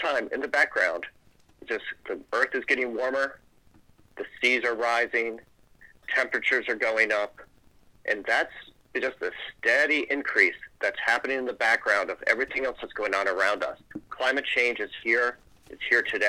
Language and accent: English; St. Mary's County, Maryland, United States; growing up on the Chesapeake Bay in Southern Maryland, in St. Mary's County, Maryland